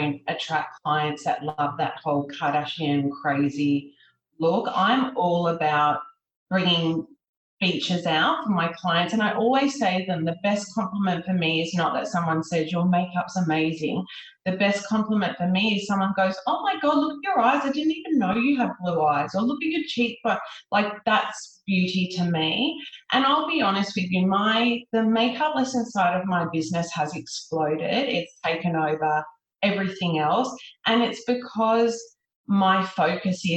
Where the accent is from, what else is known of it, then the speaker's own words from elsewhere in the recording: Sydney, New South Wales, Australia; I grew up in Sydney